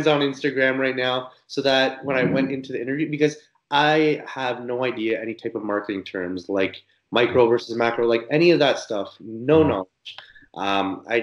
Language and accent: English; Niagara Falls, Ontario, Canada; also born or lived in Scarborough; I am from Niagara Falls. My family is still there. I lived there my whole life up until just finishing university.